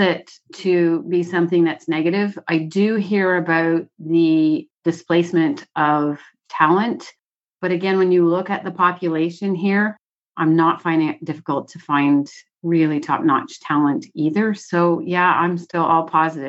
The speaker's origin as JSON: {"language": "English", "country": "Canada", "said": "As a Canadian"}